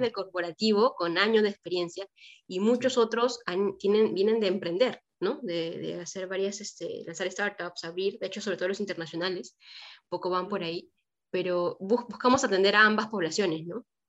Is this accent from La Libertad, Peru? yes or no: yes; Trujillo, La Libertad, Peru; moved away; yo estudié arquitectura, soy de Trujillo